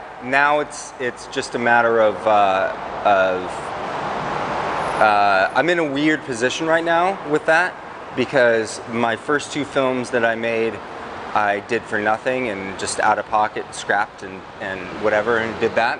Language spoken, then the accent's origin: English; Everett, Washington, United States; my hometown of Everett